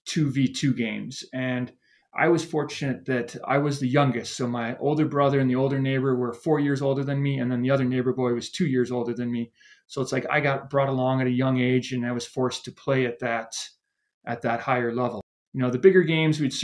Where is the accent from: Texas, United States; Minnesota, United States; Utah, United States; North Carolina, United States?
Minnesota, United States; Montrose; moved away; I grew up about an hour west of Minneapolis, a small town called Montrose